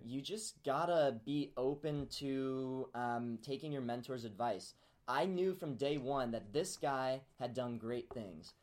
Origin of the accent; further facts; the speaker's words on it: Peoria, Illinois, United States; moved away as an adult; now in Ames, United States; I grew up in Peoria, Illinois